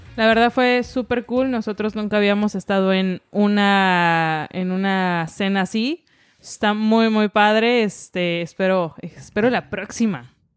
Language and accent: Spanish; Taxco, Guerrero, Mexico; yo soy de Tasco